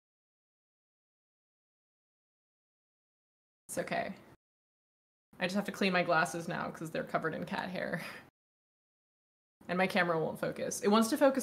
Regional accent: Dallas, Texas, United States; also born or lived in Newport Beach, California; I was born in Newport Beach, California area. Nice. But I was raised in Dallas, Texas.

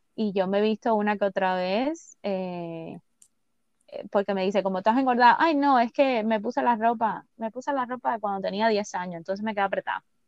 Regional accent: San Cristóbal, Artemisa, Cuba; yo nací en San Cristóbal, me llevaron para el hospital de San Cristóbal

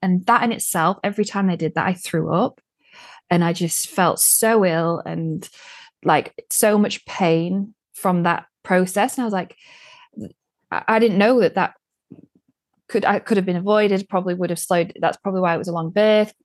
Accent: United Kingdom; moved away as an adult; now in Sweden; being British

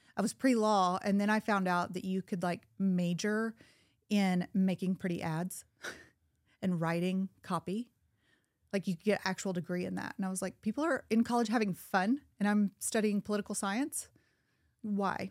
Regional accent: Little Rock, Arkansas, United States; also born or lived in Chicago; now in Bentonville, United States; I was born in Little Rock into a single wide trailer in Southwest Little Rock

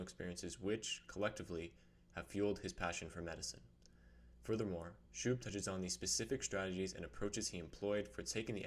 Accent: Grande Prairie, Alberta, Canada; moved away as an adult; now in Calgary, Canada; I'm from Grand Prairie

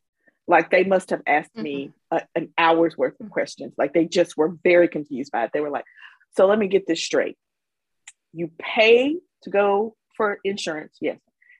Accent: Mississippi, United States; accent: Southern

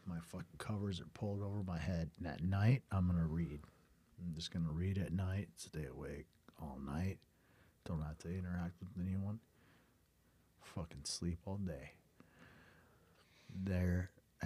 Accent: South Dakota, United States; I'm a musician from South Dakota.

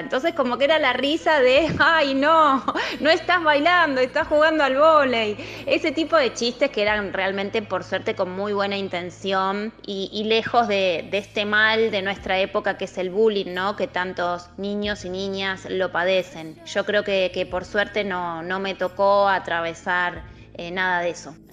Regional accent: Ituzaingó, Buenos Aires Province, Argentina; yo nací en Capital Federal, eh, pero viví muchísimos años en el Gran Buenos Aires, en una localidad que se llama Ituzaingó.

